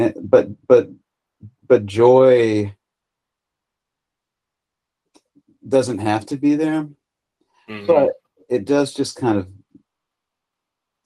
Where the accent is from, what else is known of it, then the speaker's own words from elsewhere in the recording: United States; as an American